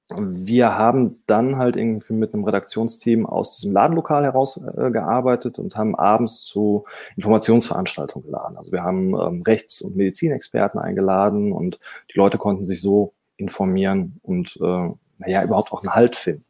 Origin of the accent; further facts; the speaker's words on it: Dortmund, North Rhine-Westphalia, Germany; ich bin Dortmunder